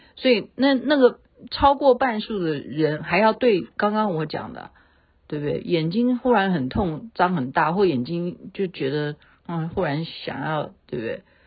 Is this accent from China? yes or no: no; Taiwan; 我们台湾人